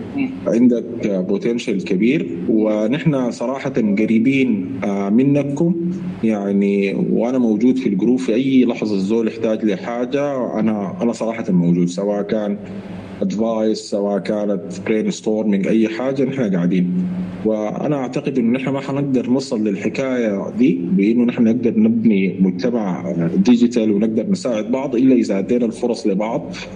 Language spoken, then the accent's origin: Arabic; Sudan; نحن كسودانيين